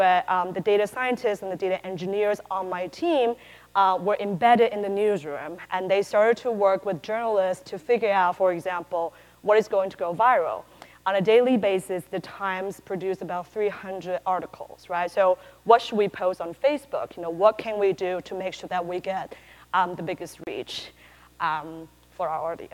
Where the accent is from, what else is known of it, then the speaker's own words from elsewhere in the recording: Taiwan; moved away as an adult; also born or lived in California; I'm originally from Taiwan